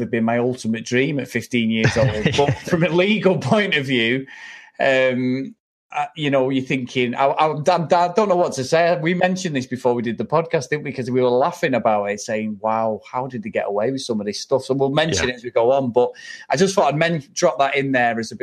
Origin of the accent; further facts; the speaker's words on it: England, United Kingdom; we're both English